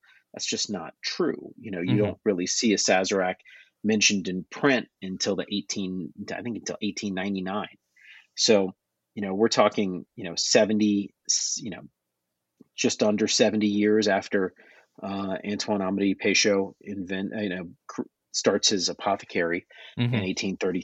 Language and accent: English; New Orleans, Louisiana, United States; born or raised there